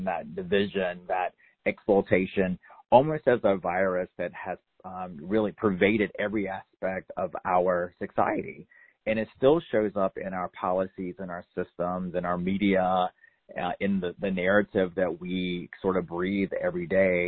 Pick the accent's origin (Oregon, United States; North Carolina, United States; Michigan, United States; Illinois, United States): North Carolina, United States; I grew up in North Carolina in a very assimilated sort of way